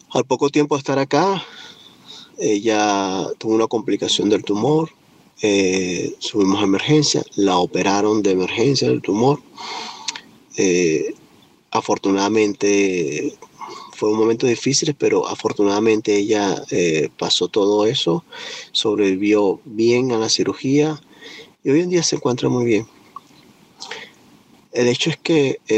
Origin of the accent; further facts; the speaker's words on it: Venezuela; now in United States; vengo de Venezuela, me encuentro ahora viviendo en los Estados Unidos.